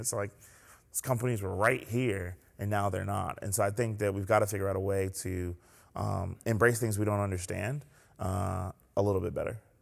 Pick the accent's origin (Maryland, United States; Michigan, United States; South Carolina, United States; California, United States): South Carolina, United States; Columbia; also born or lived in New York City / Clemson, South Carolina; now in Greenville, United States; I was born in New York City. They moved to South Carolina and raised us in Columbia